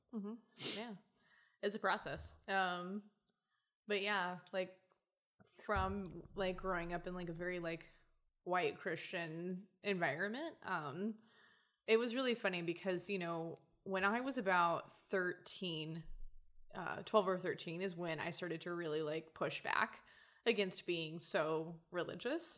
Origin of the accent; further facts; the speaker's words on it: Oklahoma, United States; also born or lived in Louisiana / San Antonio, Texas / Arkansas; I grew up in Oklahoma